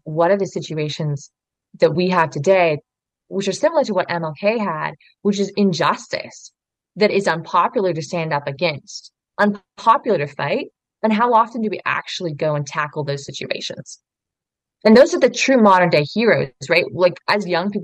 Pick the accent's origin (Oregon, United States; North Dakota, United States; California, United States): Oregon, United States; I grew up in Oregon